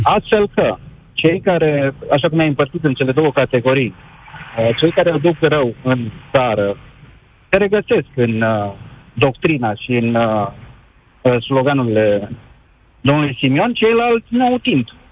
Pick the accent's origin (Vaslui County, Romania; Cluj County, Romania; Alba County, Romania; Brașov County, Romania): Brașov County, Romania; Făgăraș; eu sunt din Făgăraș